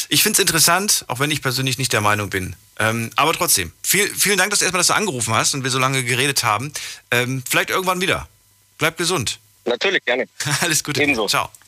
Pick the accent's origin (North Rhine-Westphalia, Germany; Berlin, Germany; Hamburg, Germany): North Rhine-Westphalia, Germany; Cologne; Aus Köln.